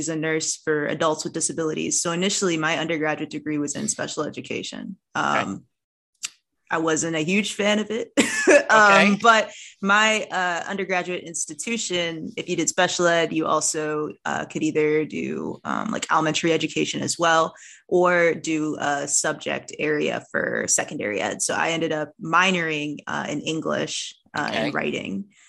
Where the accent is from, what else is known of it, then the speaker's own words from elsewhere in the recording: Columbus, Ohio, United States; now in Illinois, United States; I am very Midwestern. I grew up in Columbus, Ohio. I did my undergraduate degree at Eastern Michigan University, and now I am in Illinois doing my master's degree. So very much a Midwestern kid at heart.